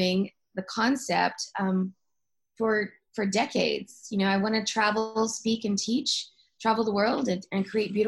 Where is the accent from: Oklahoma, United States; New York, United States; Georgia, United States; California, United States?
Oklahoma, United States; Oklahoma City; my hometown in Oklahoma City, where I'm from